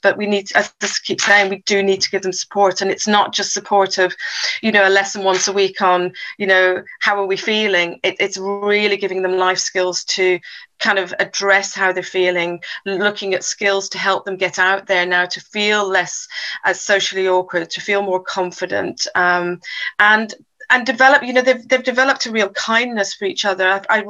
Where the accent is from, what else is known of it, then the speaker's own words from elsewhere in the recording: South Africa; also born or lived in England; I was born in England, and then when at the age of 10, my parents moved us all over to South Africa. So moved to South Africa, and within South Africa, we then moved from King Williamstown to Port Elizabeth, Cape Town.